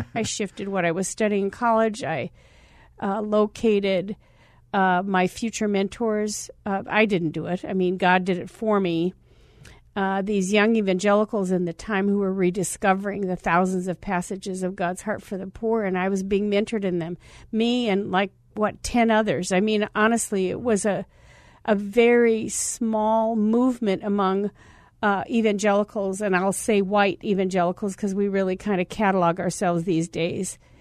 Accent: Scottsdale, Arizona, United States; I'm a kid from Scottsdale. I'm a cheerleader. I was the homecoming queen at Scottsdale High School

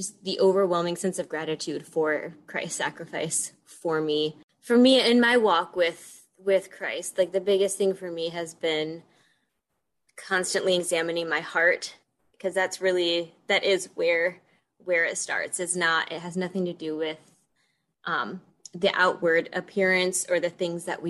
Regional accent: Detroit, Michigan, United States; moved away as an adult; now in Des Moines, United States; I grew up in the Metro Detroit area, and for the past 5 years have lived out in Des Moines

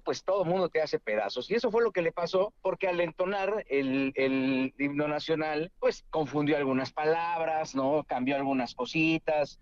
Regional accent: Mexico; nos exige como mexicanos

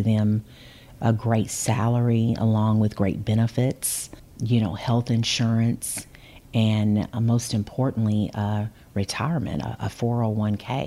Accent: Kansas City, Missouri, United States; I grew up in Prairie Park, which is close down to 18th and Vine.

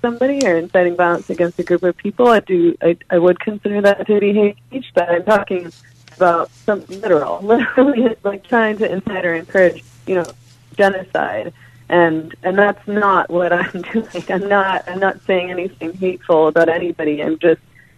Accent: Canada; I'm Canadian, so that's why I'm talking about a Canadian context.

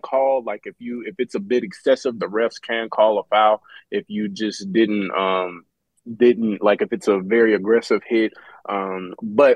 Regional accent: Texas, United States; moved away as an adult; now in Atlanta, United States; I'm from Texas

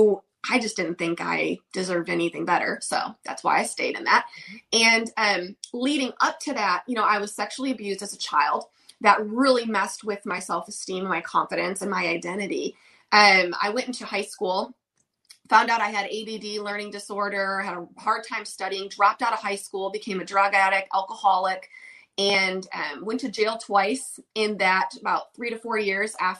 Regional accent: Oxford, Michigan, United States; now in Nashville, United States; I'm originally from Michigan, small town in Michigan called Oxford

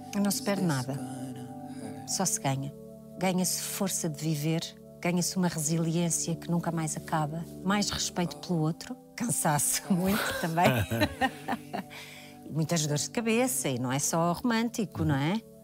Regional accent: Portugal; moved away; also born or lived in Braga; Eu nasci em Braga, mas eu vivi em Tiamonte, que é uma aldeia ao lado de Valcambra, uma aldeia muito pequenina, no campo.

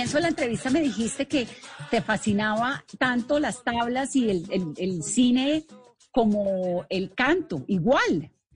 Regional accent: Colombia; el historial de violencia que tiene Colombia, que obviamente es muy dramático lo que tenemos nosotros

